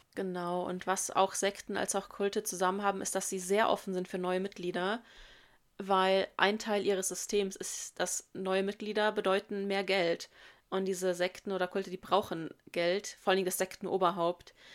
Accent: Germany; bei uns in Deutschland

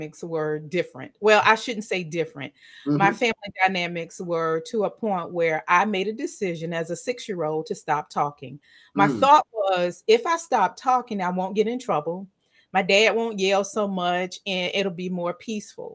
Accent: Virginia, United States; I live in the United States. I'm from Virginia.

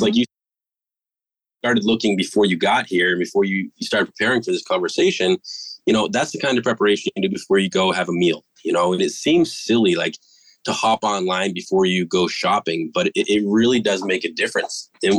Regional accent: East Coast, United States; and I'm originally from the East Coast. So Ma, if you're listening, home's still my favorite.

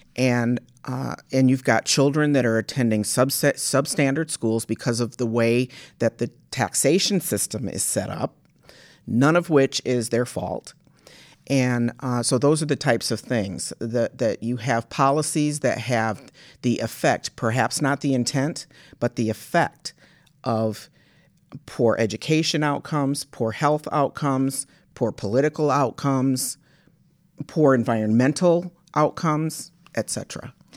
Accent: Washington, District of Columbia, United States; moved away as an adult; also born or lived in Michigan; my family's from Michigan, uh, but I, I grew up in Washington, D C, and, but came back to Michigan State, um, to go to college

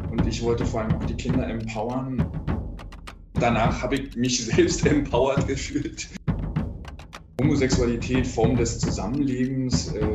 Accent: East Germany, Germany; Ja, aber ich bin ja, äh, ich bin Ossi, ja. Ich habe auch eine FKK-Sozialisierung

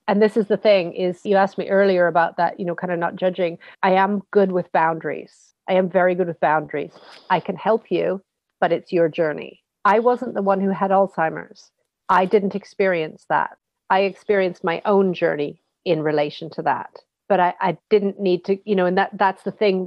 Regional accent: West Coast of Canada, Canada; We're from the West Coast.

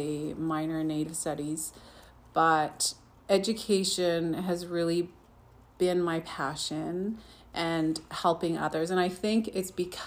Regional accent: Saddle Lake, Alberta, Canada; also born or lived in Fort McMurray; I even volunteered on my reserve. I'm from Saddle Lake

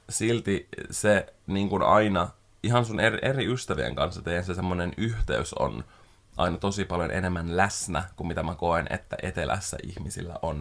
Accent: Espoo, Uusimaa, Finland; also born or lived in Helsinki; mä oon asunut koko elämäni pääkaupunkiseudulla. Mä oon syntynyt Helsingissä, asunut kolme vuotta siellä. Ja sitten mä muutin Espooseen

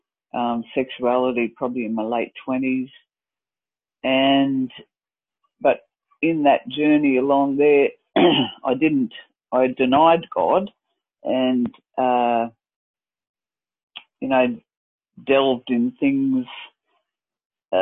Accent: Dalby, Queensland, Australia; moved away; we moved to my hometown of Dalby

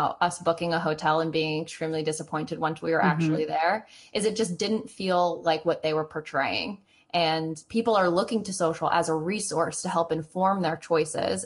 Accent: Hudson Valley, New York, United States; I grew up in the Hudson Valley

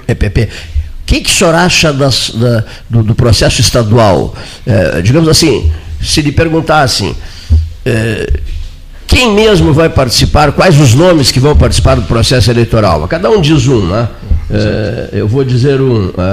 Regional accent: Santana do Livramento, Rio Grande do Sul, Brazil; nós de Santana do Livramento

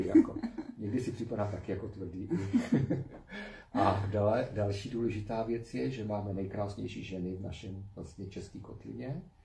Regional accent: Czechia; jako Češi

